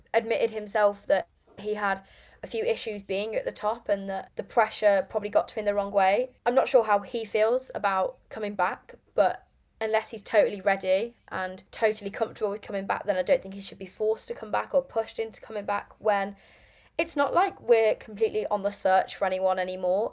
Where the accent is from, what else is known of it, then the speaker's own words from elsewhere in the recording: Lichfield, West Midlands, United Kingdom; now in Birmingham, United Kingdom; originally I'm from Lichfield